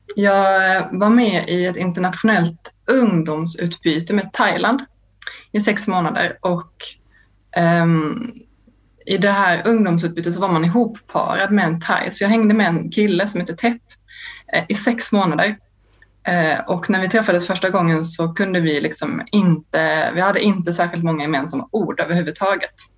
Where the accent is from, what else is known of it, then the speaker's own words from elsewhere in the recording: Lund, Skåne, Sweden; Jag kommer från Lund där jag växte upp